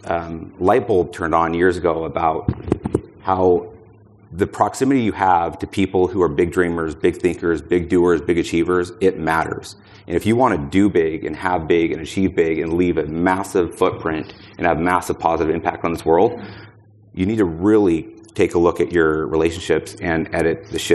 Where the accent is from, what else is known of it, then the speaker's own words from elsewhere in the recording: Boise, Idaho, United States; I'm from Boise, Idaho.